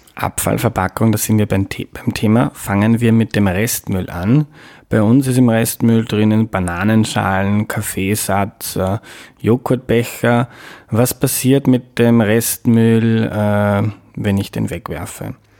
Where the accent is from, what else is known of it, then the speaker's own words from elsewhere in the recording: Mostviertel, Lower Austria, Austria; now in Vienna, Austria; ich bin aufgewachsen in Niederösterreich, im Mostviertel